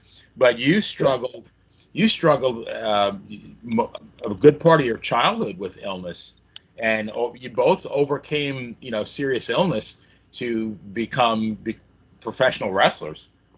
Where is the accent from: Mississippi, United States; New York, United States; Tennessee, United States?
New York, United States; Long Island; I grew up in Long Island, New York